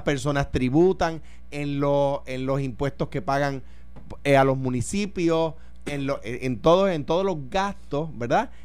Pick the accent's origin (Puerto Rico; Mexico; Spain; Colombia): Puerto Rico; Como puertorriqueño